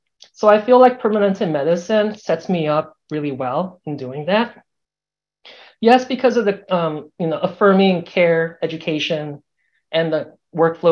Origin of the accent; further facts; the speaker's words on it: Southern California, United States; now in Georgia, United States; I was born and raised in Southern California in the suburbs